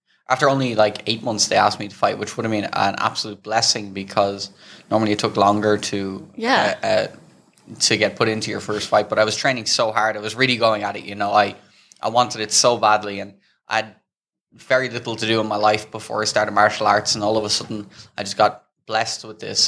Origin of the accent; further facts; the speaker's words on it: Dublin, Leinster, Ireland; moved away as an adult; also born or lived in Amsterdam / Thailand; I grew up in Dublin, Ireland